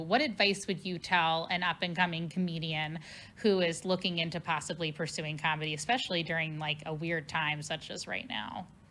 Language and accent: English; Cincinnati, Ohio, United States; now in St. Louis, United States; my hometown of Cincinnati